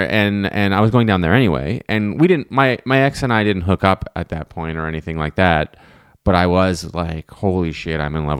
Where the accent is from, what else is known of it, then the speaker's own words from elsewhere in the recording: Ottawa, Ontario, Canada; I grew up in Ottawa downtown